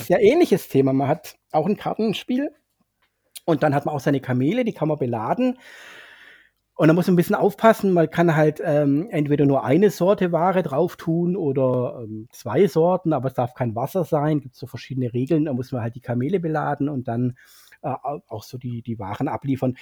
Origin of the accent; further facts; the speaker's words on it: Swabia, Germany; als Schwabe